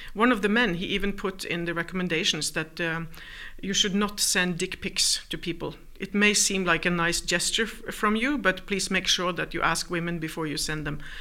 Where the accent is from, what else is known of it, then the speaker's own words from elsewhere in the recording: Norway; moved away as an adult; also born or lived in New York; I'm from Norway